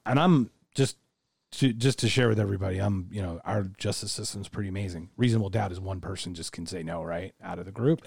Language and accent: English; United States; as an American